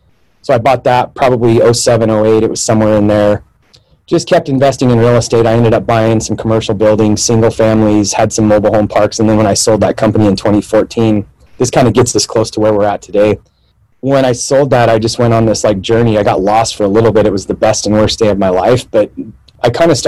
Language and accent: English; Pocatello, Idaho, United States; also born or lived in Mexico / Arizona; The day I was born in Idaho, Pocatello, Idaho, and I spent the next 8 years of my life. I had a dad who was a drunk, alcoholic, drugs, so kind of moved all over. I lived in Mexico, Arizona.